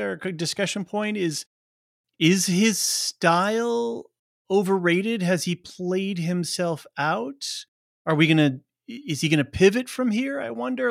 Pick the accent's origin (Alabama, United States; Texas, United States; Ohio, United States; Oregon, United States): Oregon, United States; Portland; I grew up in Portland, Oregon